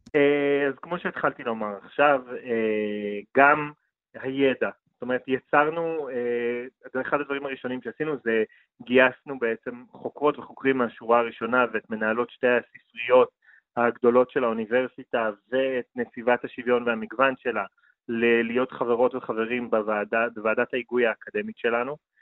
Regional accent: Jerusalem, Jerusalem District, Israel; ההיסטוריה הגאה של ירושלים, שאני לקחתי בה חלק וגדלתי בה

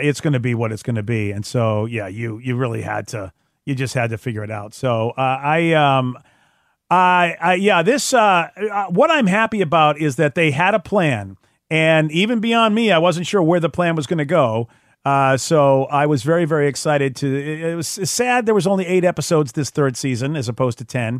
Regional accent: United States; as an American

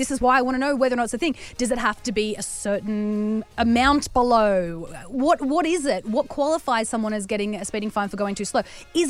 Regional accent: Newcastle, New South Wales, Australia; I'm from Newcastle, so I drive home in the F3.

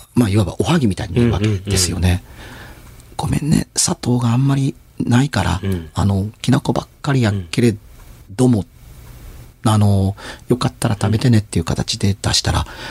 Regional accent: Sera District, Hiroshima, Japan; born or raised there

